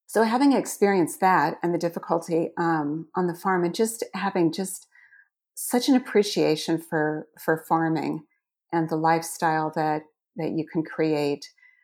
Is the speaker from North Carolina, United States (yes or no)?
no; Iowa, United States; I grew up in Southwest Iowa. I am one of 13 children.